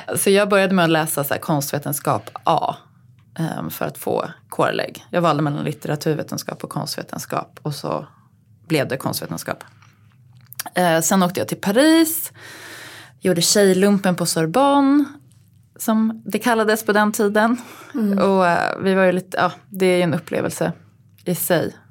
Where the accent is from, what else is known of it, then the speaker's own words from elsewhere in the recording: Uppsala, Uppsala County, Sweden; Jag är född och uppväxt i eh, Uppsala.